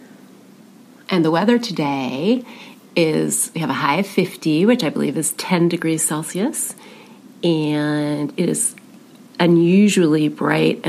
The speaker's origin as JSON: {"language": "English", "town": "Monmouth", "region": "Oregon", "country": "United States", "tie": "born or raised there", "said": "I grew up in Monmouth, Oregon, which is a teeny tiny rural community about an hour south of Portland"}